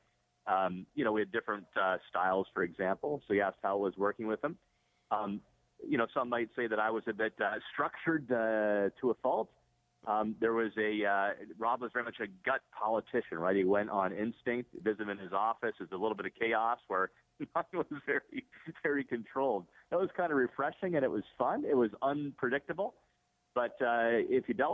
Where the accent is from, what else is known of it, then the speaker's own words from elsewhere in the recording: Niagara, Ontario, Canada; I'm from Niagara